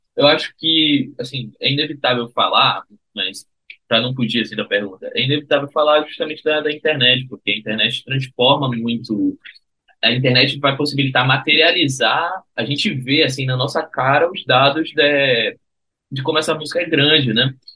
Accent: Recife, Pernambuco, Brazil; Eu sou de Recife e a minha vida toda brinquei carnaval em Recife

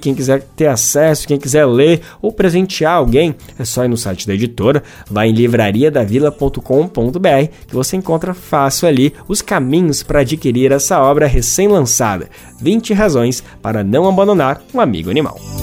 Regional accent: Brazil

